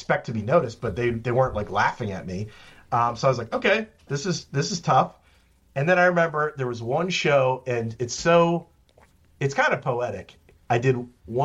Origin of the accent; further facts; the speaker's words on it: central Virginia, United States; moved away as an adult; also born or lived in Washington, District of Columbia, United States / New York; I moved back to Virginia